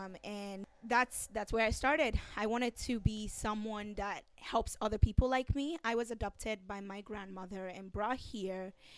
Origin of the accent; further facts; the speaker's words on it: Nigeria; now in Long Beach, United States; Well, I am currently a student at Cal State Long Beach. I came from Nigeria and I'm an orphan.